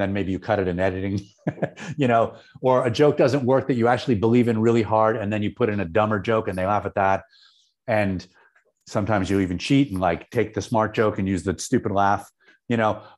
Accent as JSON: {"language": "English", "town": "Syracuse", "region": "New York", "country": "United States", "tie": "born or raised there", "moved": "as an adult", "said": "I grew up in Syracuse"}